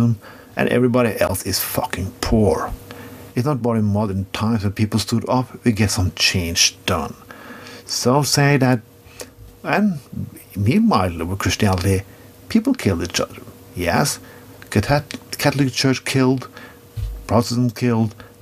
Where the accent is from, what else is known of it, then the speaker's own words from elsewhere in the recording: Norway; I come from Norway